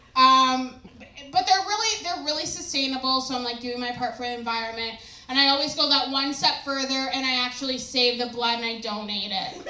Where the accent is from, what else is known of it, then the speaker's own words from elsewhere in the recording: New Brunswick, Canada; I'm from New Brunswick